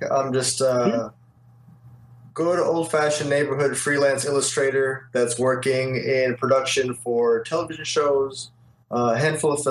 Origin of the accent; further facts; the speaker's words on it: Detroit, Michigan, United States; moved away as an adult; also born or lived in Westwood, Los Angeles; now in Los Angeles, United States; my background is I'm from Detroit